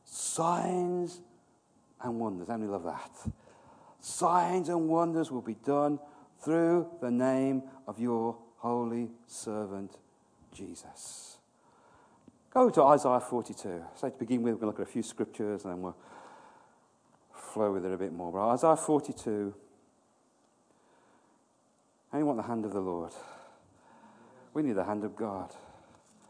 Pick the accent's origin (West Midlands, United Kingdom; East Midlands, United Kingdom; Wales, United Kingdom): West Midlands, United Kingdom; Birmingham; moved away; I'm from Birmingham